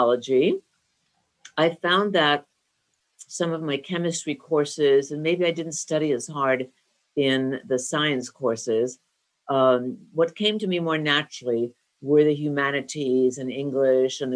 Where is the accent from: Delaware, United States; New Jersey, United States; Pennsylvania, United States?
New Jersey, United States; Northern; I grew up in Northern New Jersey